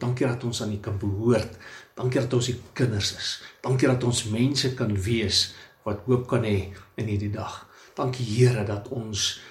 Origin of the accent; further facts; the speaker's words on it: South Africa; ons as blanke Suid-Afrikaners